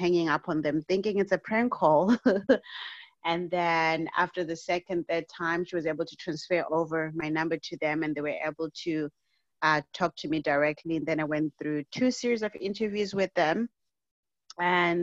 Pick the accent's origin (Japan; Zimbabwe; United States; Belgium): Zimbabwe; now in Canada; I was born and raised in Zimbabwe, and at the tender age of 14, my mother passed away